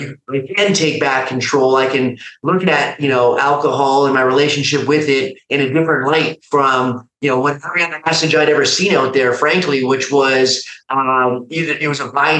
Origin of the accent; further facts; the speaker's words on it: Calgary, Alberta, Canada; moved away as an adult; now in Austin, United States; I'm a Canadian by background. I, currently live now down in Austin, Texas. But when I, first came across IAMACOMEBACK, I was living at home in Canada, in Calgary